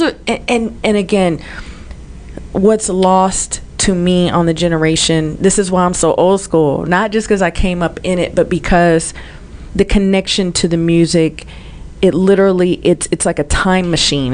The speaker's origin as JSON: {"language": "English", "town": "Oakland", "region": "California", "country": "United States", "tie": "born or raised there", "said": "I grew up in Oakland, it was literally East Oakland"}